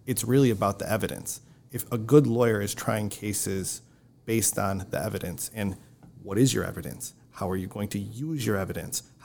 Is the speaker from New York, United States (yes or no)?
yes; Wayne County, New York, United States; I grew up in Wayne County